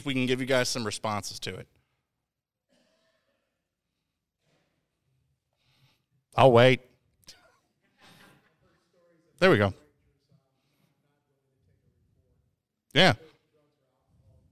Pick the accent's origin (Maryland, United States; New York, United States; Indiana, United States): Indiana, United States; I'm from Indiana